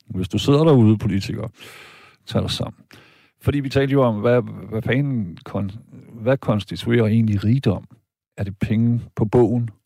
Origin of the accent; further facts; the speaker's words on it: Denmark; jeg er tysk statsborger, men jeg er født og opvokset her i Danmark